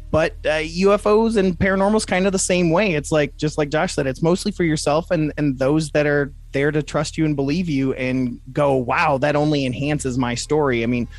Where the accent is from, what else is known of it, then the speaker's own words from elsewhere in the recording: Toledo, Ohio, United States; also born or lived in Michigan; Like, I'm from Toledo, Ohio, and Michigan, so we get a lot of that Canadian accent anyways